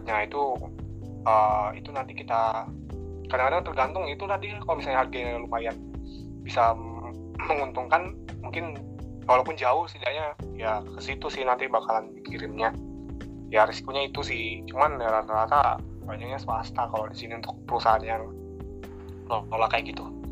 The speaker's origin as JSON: {"language": "Indonesian", "town": "Air Molek", "region": "Riau", "country": "Indonesia", "said": "di sini kan di daerah aku nih, eh, terutama air molek"}